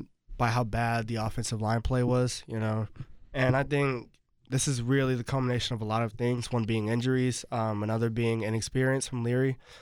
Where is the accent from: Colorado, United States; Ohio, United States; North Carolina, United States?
North Carolina, United States; Just because I'm from North Carolina and just because, you know, I follow the ACC